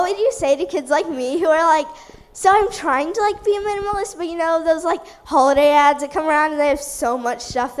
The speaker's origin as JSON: {"language": "English", "town": "Houston", "region": "Texas", "country": "United States", "said": "I'm from Houston."}